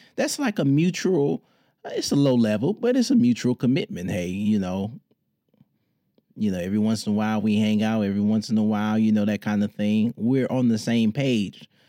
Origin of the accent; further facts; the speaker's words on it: Detroit, Michigan, United States; in my hometown, Detroit